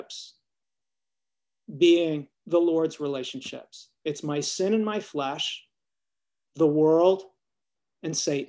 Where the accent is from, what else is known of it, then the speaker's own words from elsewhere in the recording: Canada; now in United States; I'm Canadian. We grew up with more snow than we needed.